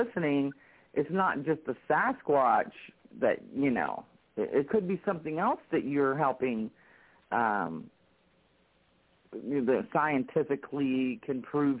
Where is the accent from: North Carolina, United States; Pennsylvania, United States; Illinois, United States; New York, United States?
North Carolina, United States; moved away as an adult; also born or lived in Ohio; I moved from Ohio back to my home state of North Carolina